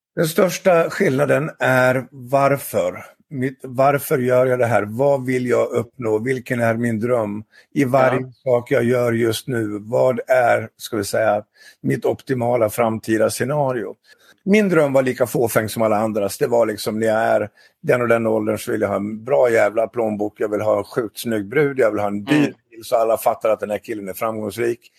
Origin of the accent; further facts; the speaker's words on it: Dalarna County, Sweden; Jag är från Dalarna och jag är 61 år.